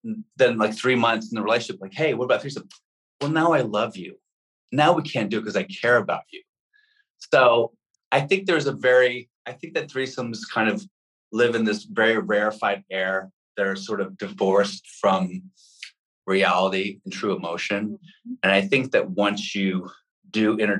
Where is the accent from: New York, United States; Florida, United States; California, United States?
New York, United States; New York City; I'm a red-blooded American kid growing up in Manhattan.